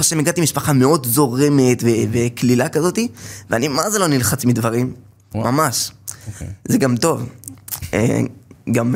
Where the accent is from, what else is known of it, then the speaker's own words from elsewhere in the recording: Safed, Northern District, Israel; נולדתי בצפת, למשפחה של 12 אה, ילדים